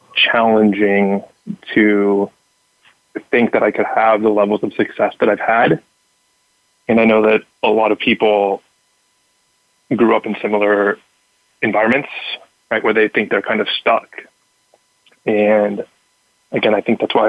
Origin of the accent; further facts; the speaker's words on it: Southern California, United States; I grew up in Southern California